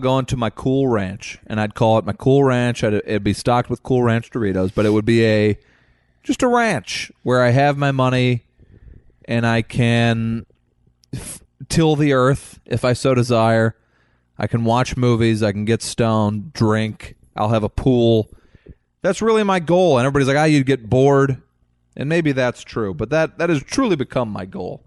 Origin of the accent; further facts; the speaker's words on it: Missouri, United States; growing up in Missouri